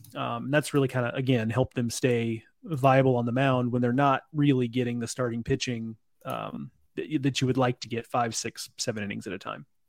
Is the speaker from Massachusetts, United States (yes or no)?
no; East Texas, United States; I'm from East Texas